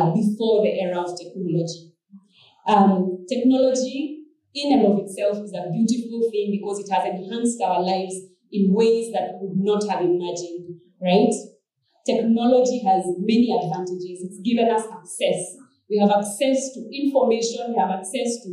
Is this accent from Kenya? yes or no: yes; Kenya; growing up in Kenya in those days when KBC was the only form of entertainment